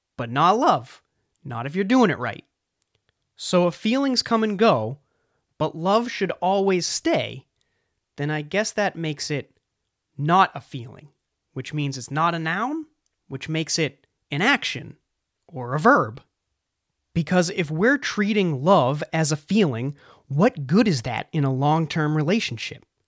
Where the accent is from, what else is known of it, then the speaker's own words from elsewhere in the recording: just south of Boston, New England, Massachusetts, United States; I'm from New England, or better yet, just south of Boston